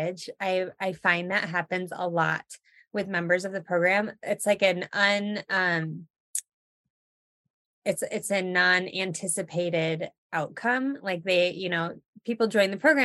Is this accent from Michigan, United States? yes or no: yes; Michigan, United States; moved away as an adult; now in Colorado, United States; I'm from Michigan originally.